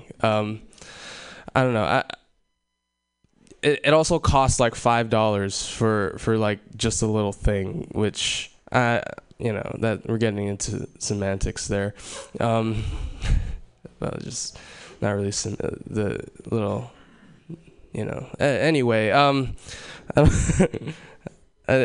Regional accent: Hawaii, United States; moved away; I was born and raised in Hawaii

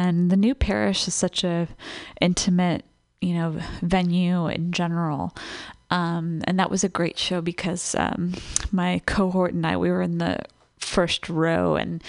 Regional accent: Los Angeles, California, United States; I was lucky enough as a teenager, growing up in Los Angeles, I was able to catch one of the reunion shows.

